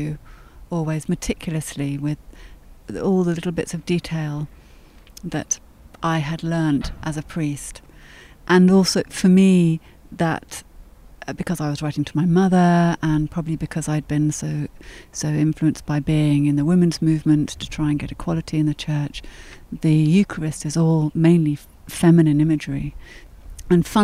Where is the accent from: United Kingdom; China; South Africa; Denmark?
United Kingdom; England; also born or lived in France; in England, I'm mainly seen as English. Nobody thinks that I'm French, and I don't have a French accent